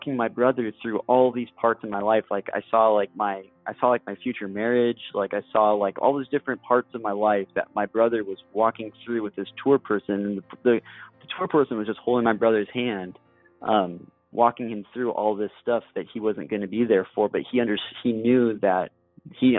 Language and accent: English; Corvallis, Oregon, United States; moved away; my hometown in Corvallis, Oregon